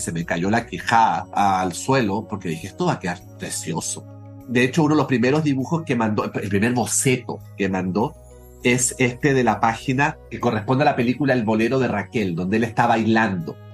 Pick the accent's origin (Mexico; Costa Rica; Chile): Chile; Yo crecí en Chile en los años 70, 80